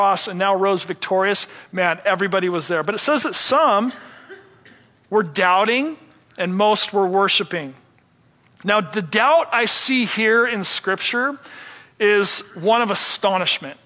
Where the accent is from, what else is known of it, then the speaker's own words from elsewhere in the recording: Seattle, Washington, United States; I'm from Seattle